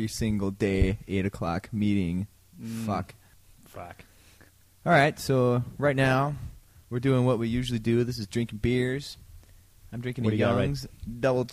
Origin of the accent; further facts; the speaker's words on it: Chicago, Illinois, United States; now in Stevens Point area, Wisconsin, United States; I'm from the Chicago area